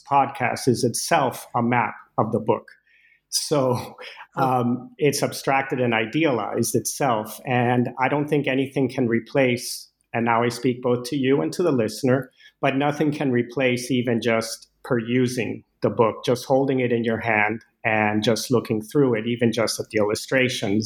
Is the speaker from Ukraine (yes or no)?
no; Caracas, Capital District, Venezuela; moved away as an adult; now in United States; I grew up in Venezuela with Danish parents, and I moved. I first set foot in the U.S. at age 18